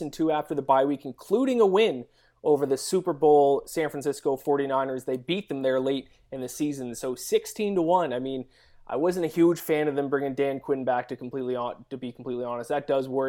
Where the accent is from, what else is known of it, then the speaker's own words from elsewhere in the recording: Canada; I'm Canadian